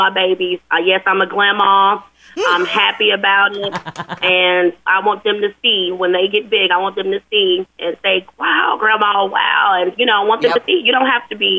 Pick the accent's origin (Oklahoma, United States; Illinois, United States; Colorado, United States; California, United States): Oklahoma, United States; I'm from Oklahoma